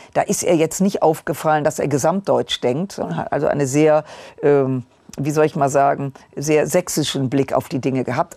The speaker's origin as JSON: {"language": "German", "region": "Rhineland", "country": "Germany", "said": "ich als Rheinländerin"}